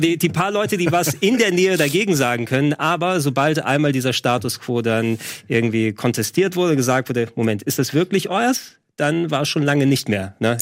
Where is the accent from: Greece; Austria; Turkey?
Greece; moved away